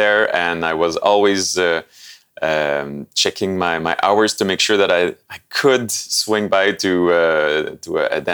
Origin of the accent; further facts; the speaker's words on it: Sept-Îles, Quebec, Canada; now in Montreal, Canada; I come from the North Shore of Quebec